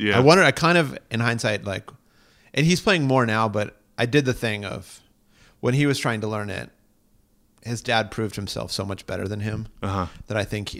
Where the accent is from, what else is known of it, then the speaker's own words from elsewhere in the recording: Pittsburgh, Pennsylvania, United States; moved away; I'm from Pittsburgh, Pennsylvania.